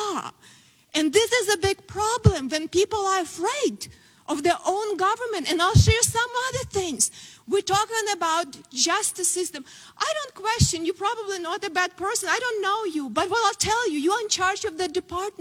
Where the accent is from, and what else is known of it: Ukraine; born or raised there; moved away as an adult; now in United States